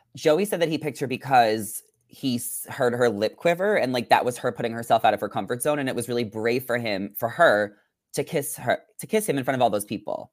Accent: New York, United States; now in Los Angeles, United States; growing up in New York, I experienced all seasons.

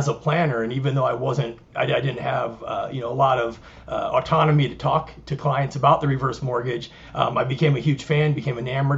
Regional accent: Midwest, United States; moved away as an adult; also born or lived in Ohio; now in Sun City West, United States; I'm born and raised in the Midwest originally.

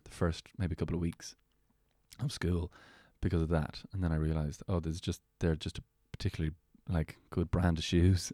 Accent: Meath, Leinster, Ireland; I grew up in Meath

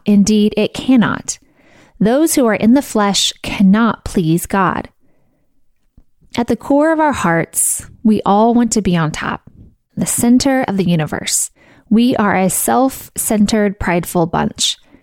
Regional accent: Missouri, United States; I grew up in Missouri, I went to college in Missouri, and I live in Missouri

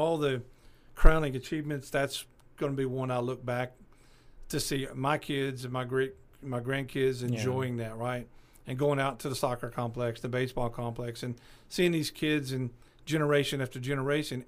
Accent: Paris, Arkansas, United States; also born or lived in Bakersfield, California; now in Clarksville, United States; Paris, my hometown over there

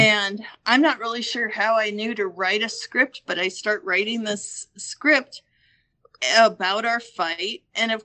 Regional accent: Northwest Iowa, United States; also born or lived in Estherville, Iowa; I've been in Estherville for 7 years and I grew up in Northwest Iowa.

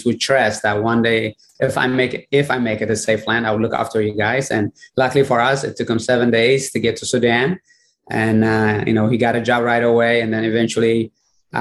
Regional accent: Eritrea; moved away; I was born in Eritrea, which is northeast of Africa, on Horn of Africa, and no electricity, no running water

